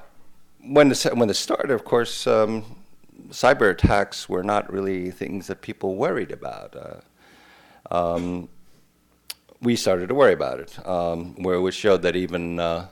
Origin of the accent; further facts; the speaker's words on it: New Jersey, United States; now in Estonia; when I was growing up in New Jersey